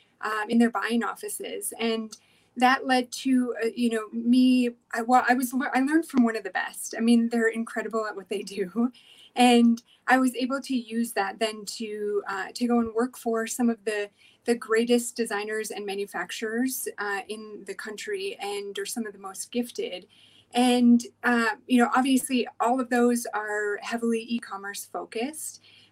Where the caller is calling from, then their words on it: Denver, Colorado, United States; Yeah, so I'm here from Denver, Colorado.